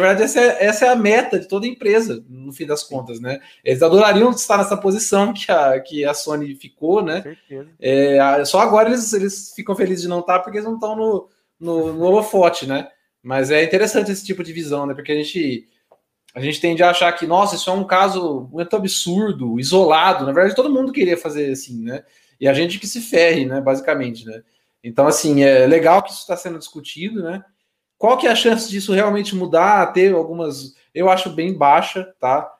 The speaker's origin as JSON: {"language": "Portuguese", "country": "Brazil", "said": "sendo brasileiro"}